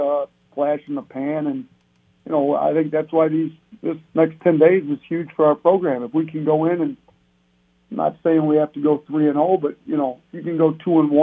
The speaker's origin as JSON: {"language": "English", "region": "Wisconsin", "country": "United States", "tie": "born or raised there", "moved": "yes", "lives_now": "Buffalo, United States", "said": "I grew up in Wisconsin"}